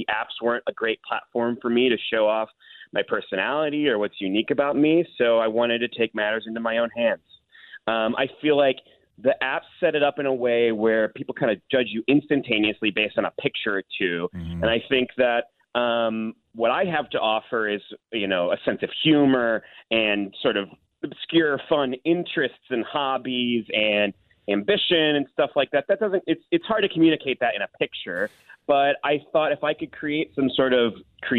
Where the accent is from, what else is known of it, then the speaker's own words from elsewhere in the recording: St. Louis, Missouri, United States; my hometown of St. Louis